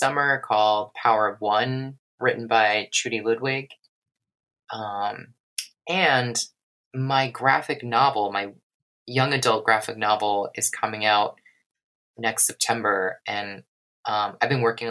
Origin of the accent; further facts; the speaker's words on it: United States; as an American going there